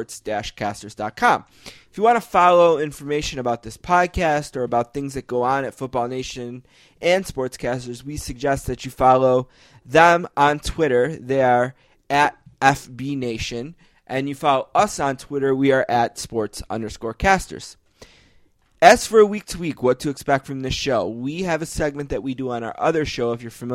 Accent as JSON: {"language": "English", "town": "Buffalo", "region": "New York", "country": "United States", "said": "We are a couple kids from Buffalo, New York"}